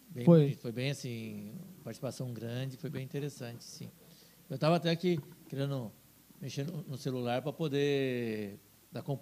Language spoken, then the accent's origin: Portuguese; Cuiabá, Mato Grosso, Brazil; eu sou de Cuiabá